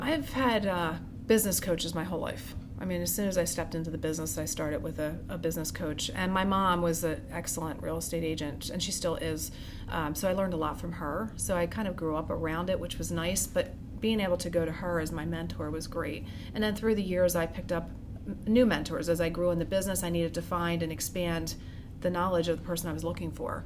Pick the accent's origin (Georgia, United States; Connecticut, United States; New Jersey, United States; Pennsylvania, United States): Pennsylvania, United States; Norristown; also born or lived in Hawaii / Conshohocken; I originally am from the Norristown area. I was born in Hawaii, my parents moved to back here to Conshohocken and then Norristown